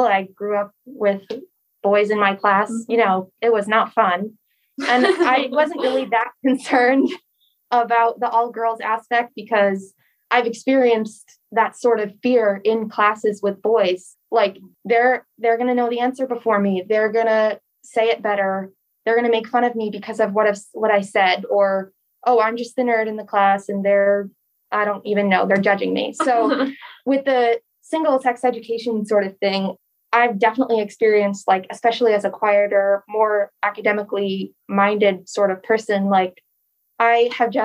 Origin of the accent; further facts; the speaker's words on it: Cheshire, Connecticut, United States; I grew up in Connecticut, but I grew up in Cheshire